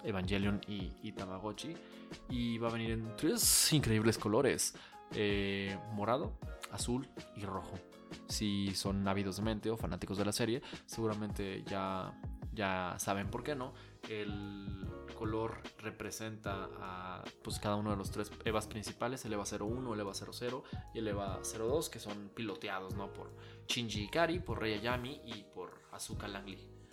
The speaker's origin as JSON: {"language": "Spanish", "country": "Mexico", "said": "soy mexicano"}